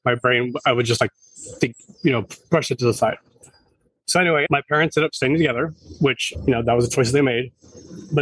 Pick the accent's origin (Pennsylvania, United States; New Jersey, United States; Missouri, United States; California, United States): California, United States; Marysville; now in San Diego, United States; I grew up in Northern California, just north of Sacramento, about maybe 35 minutes north in a small rural town called Marysville